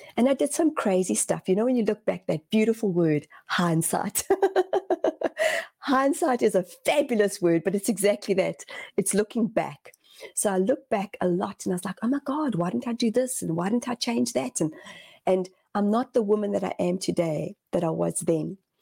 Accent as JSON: {"language": "English", "country": "South Africa", "tie": "born or raised there", "also_born_or_lived": "Zimbabwe", "moved": "as an adult", "lives_now": "New Zealand", "said": "my parents left Zimbabwe, and my dad was a Rhodesian soldier. Uh, and my parents were young when they had my oldest brother and myself, and we decided to leave to go to South Africa"}